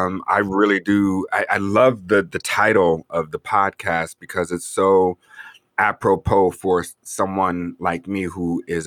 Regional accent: Denver, Colorado, United States; moved away as an adult; also born or lived in Ghana / Costa Rica; I was born and raised in Denver, Colorado. I'm third generation born here, raised here.

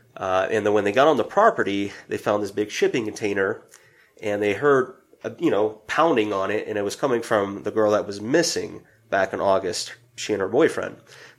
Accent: South Carolina, United States; my hometown in South Carolina.

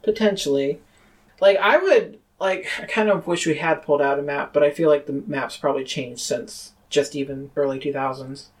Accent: Rochester, New York, United States; my hometown of Rochester, New York

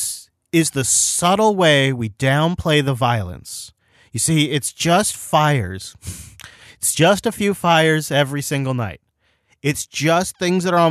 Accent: Seattle, Washington, United States; born or raised there

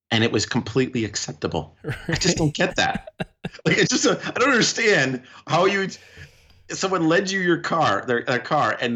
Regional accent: New York, United States; but as a New Yorker and as someone who spent time working with all with various communities

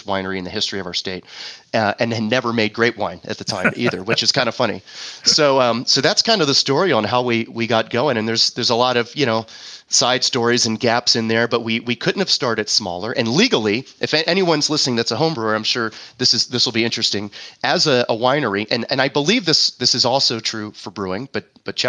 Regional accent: East Coast, United States; also born or lived in Phoenix, Arizona; now in Prescott, United States; my wife and I grew up on the East Coast in small towns

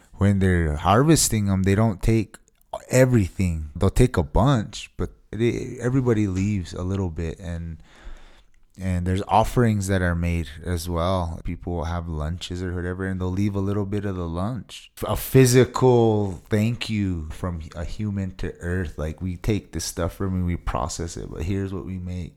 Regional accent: Taos Pueblo, New Mexico, United States; I hail from Taos Pueblo, New Mexico. And I've grown up here my whole life

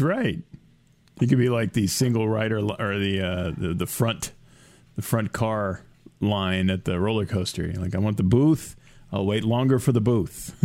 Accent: United States; I was American

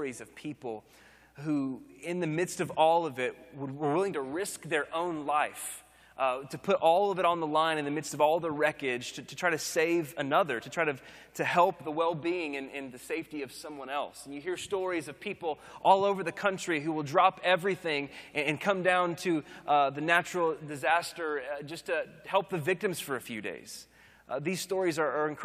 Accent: Oklahoma, United States; now in Austin, United States; growing up in Oklahoma, now living in Texas

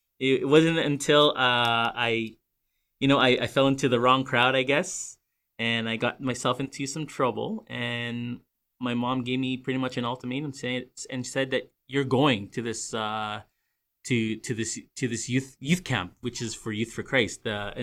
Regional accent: New Westminster, British Columbia, Canada; also born or lived in Burnaby; I was born and raised in Vancouver. Be more specific, I know Greater Vancouver area, everyone thinks Vancouver, they think of just Vancouver, but there's also other cities. And I was actually born and raised in New West

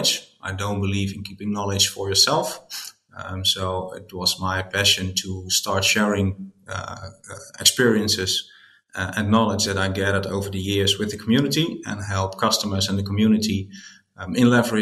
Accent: Netherlands; I'm from the Netherlands

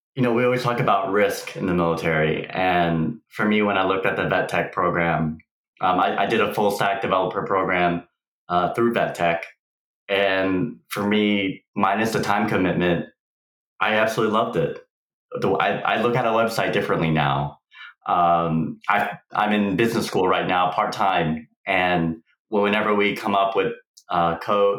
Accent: Houston, Texas, United States; moved away as an adult; now in San Diego, United States; I was actually born and raised in Houston, Texas

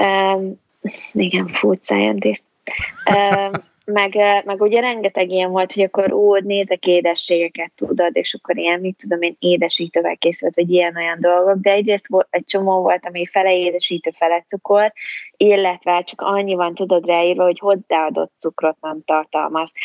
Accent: Hungary; moved away as an adult; also born or lived in England; én magyarként Magyarországon itt ülök egy ablaknál

